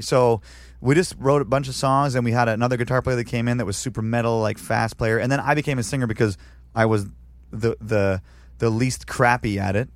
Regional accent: Canada; moved away as an adult; now in San Diego, United States; I'm still a Canadian citizen

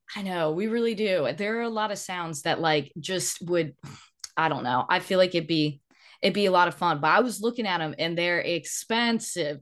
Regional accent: the South, United States; growing up in the South

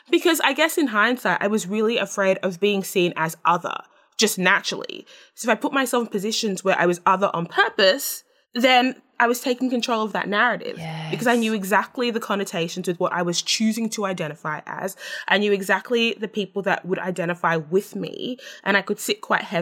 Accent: Australia; I'm Australian. That's what I know.

